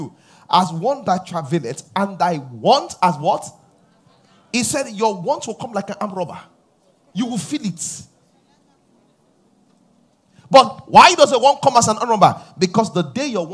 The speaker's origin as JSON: {"language": "English", "country": "Nigeria", "said": "I come from Nigeria"}